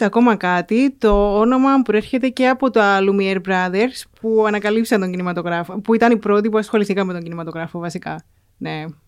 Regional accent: Mammari, Cyprus; also born or lived in England; από το Μαμαρί.

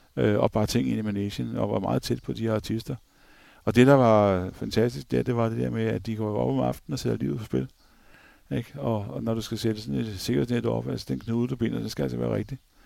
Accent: Copenhagen, Capital Region of Denmark, Denmark; som københavner

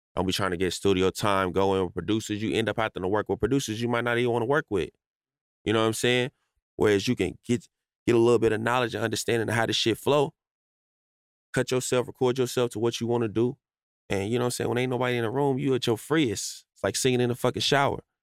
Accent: Chicago, Illinois, United States; moved away; also born or lived in Los Angeles; I grew up in Chicago, but I spent like a lot of my life in like LA. You know what I'm saying? So like I was back and forth between those two places.

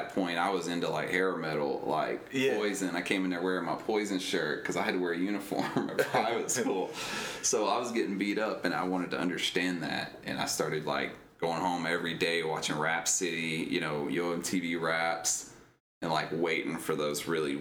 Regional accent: Little Rock, Arkansas, United States; also born or lived in Frankfurt, Germany / Oklahoma; I was born in Germany on an army base in Frankfurt. But then I lived in Oklahoma for maybe a year or two. My memory basically starts in Arkansas and Little Rock

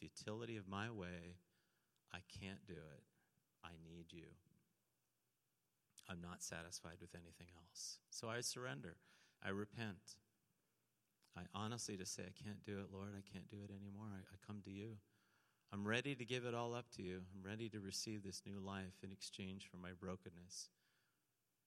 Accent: St. Catharines, Ontario, Canada; I grew up in St. Catharines, right near Niagara Falls, Ontario

